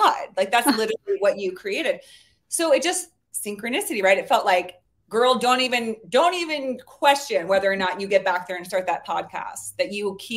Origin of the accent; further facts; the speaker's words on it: Bay Area, California, United States; also born or lived in New Orleans; I'm from the Bay Area, California